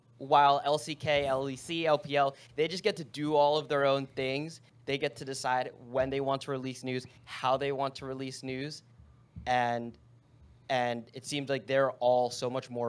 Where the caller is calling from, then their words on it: New Jersey, United States; I'm calling from North New Jersey.